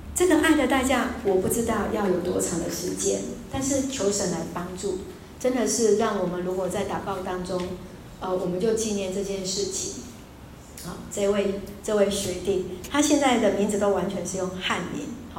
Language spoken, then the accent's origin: Chinese; Taiwan; 我从台湾来